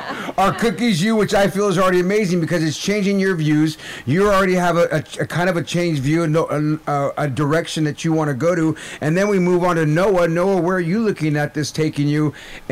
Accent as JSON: {"language": "English", "region": "Nebraska", "country": "United States", "said": "Dope. I'm Winnebago from Nebraska."}